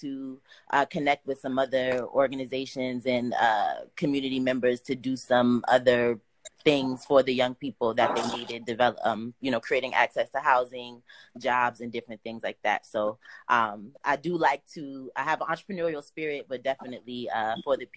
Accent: Boston, Massachusetts, United States; I'm from Boston

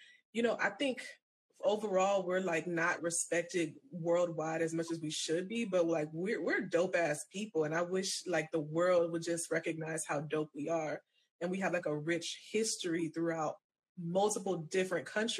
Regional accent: Florida, United States; I'm so from Florida

